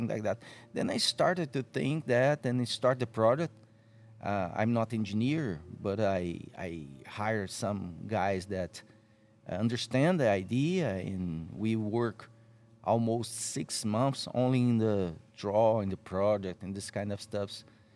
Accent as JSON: {"language": "English", "country": "Brazil", "said": "I'm from Brazil."}